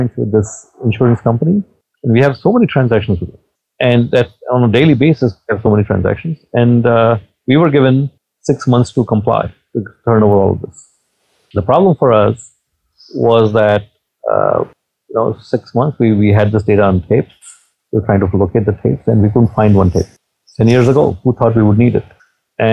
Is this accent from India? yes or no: yes; India; moved away; I'm from India